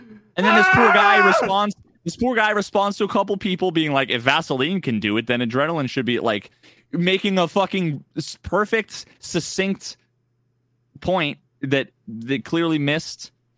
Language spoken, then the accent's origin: English; New England, United States; I grew up in New England